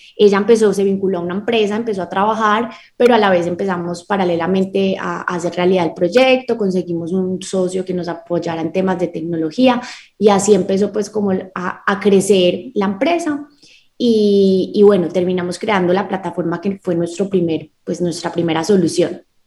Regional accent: Medellín, Antioquia, Colombia; nací en Medellín, Colombia, tengo 28 años, toda mi vida he vivido aquí en Medellín

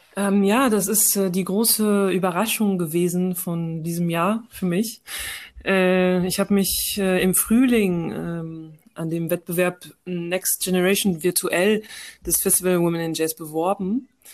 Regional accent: France; moved away as an adult; now in Germany; ich bin in Frankreich geboren und aufgewachsen, habe eine deutsche Mutter und einen algerischen Vater

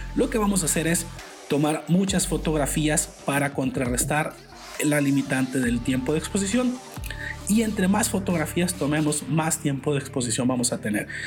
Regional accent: Culiacán, Sinaloa, Mexico; soy originario de Culiacán, Sinaloa, en el noroeste de México

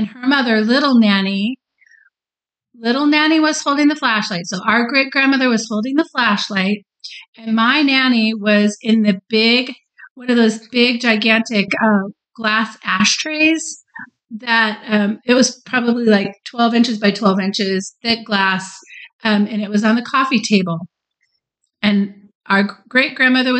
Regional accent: Texas, United States; we're from Texas

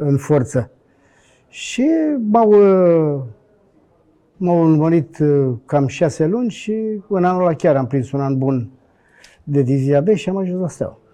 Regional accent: Bucharest, Romania; moved away; also born or lived in Brașov / Sfântu Gheorghe; sunt bucureștean

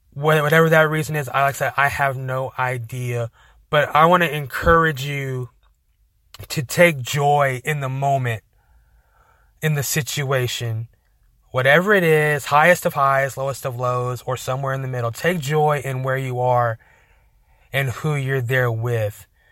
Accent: Amarillo, Texas, United States; we're from Amarillo

